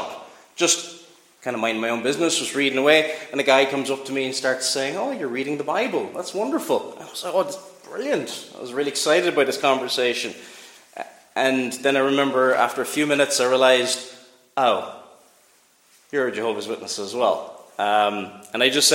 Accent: Cork, Munster, Ireland; I was growing up in Cork

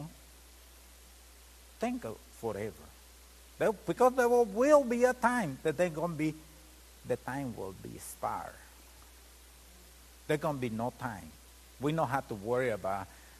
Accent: Mexico; moved away; I'm Mexican. I come from Mexico. Come from a family that sometimes they was not even got enough to eat one day

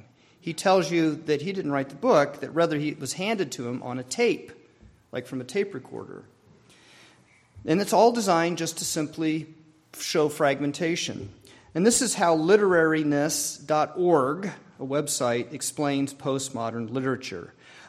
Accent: New Mexico, United States; born there; also born or lived in Arizona / Maryland; I was born in New Mexico. After 2 years, we moved to Arizona, where my sister was born.

